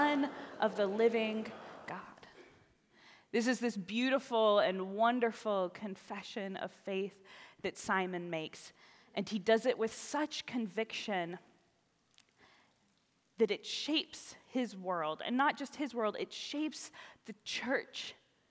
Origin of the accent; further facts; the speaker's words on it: the South, United States; moved away; I was raised in the South, where sometimes those things are just a part of life